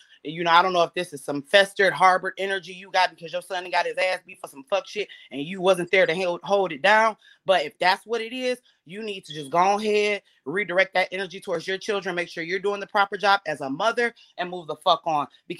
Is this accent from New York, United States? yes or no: no; Pontiac, Michigan, United States; I'm from Pontiac, Michigan, which is 30 minutes north of Detroit. It's a suburb.